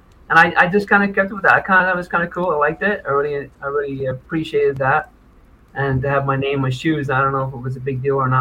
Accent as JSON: {"language": "English", "region": "Nova Scotia", "country": "Canada", "said": "Yeah, I came from Nova Scotia, …, yeah."}